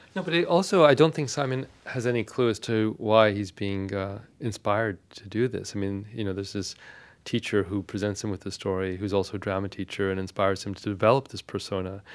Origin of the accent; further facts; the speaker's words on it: Victoria, British Columbia, Canada; first language Armenian; English is a second language; my parents' decision to move to Victoria, British Columbia, which is a small city on the west coast of Canada, and there was no Armenian community there